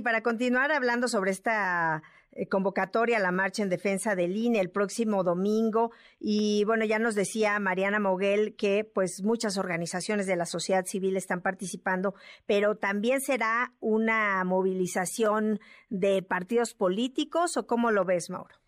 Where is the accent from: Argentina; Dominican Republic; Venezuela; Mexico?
Mexico; nosotros como mexicanos